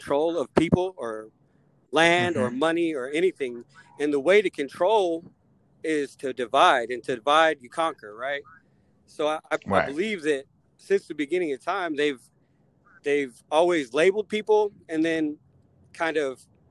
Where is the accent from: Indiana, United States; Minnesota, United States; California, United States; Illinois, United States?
Indiana, United States; Elkhart; moved away as an adult; I grew up in Northern Indiana, halfway in between Detroit and Chicago